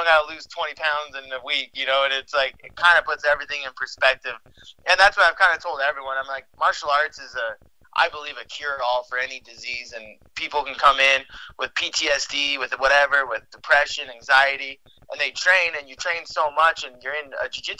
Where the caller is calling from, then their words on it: Salt Lake City, Utah, United States; Salt Lake City right now. It's where I live. It's where I work and train and everything. Actually, downtown Salt Lake area.